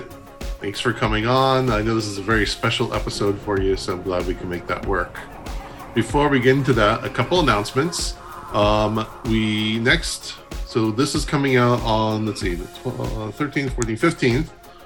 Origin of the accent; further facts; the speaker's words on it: Pasadena, California, United States; my hometown of Pasadena, California.